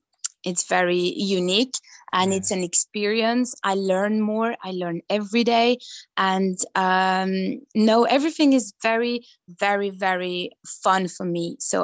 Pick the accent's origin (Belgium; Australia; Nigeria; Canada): Belgium; I'm always proud to say that I'm coming from Belgium, and I just love every culture.